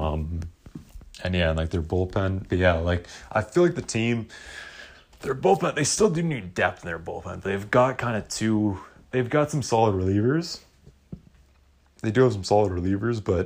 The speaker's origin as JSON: {"language": "English", "town": "Vancouver", "region": "British Columbia", "country": "Canada", "said": "I'm from Vancouver"}